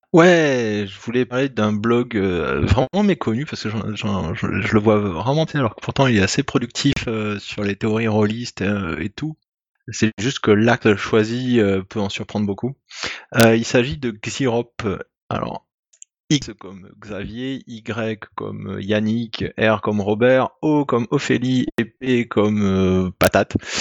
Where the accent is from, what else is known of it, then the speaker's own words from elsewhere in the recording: France; je suis français